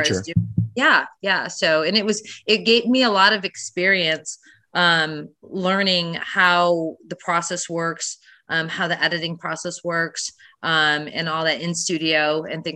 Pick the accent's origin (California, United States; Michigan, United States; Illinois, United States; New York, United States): Michigan, United States; I did a series in my hometown. It was a 10,000 square foot renovation in Michigan.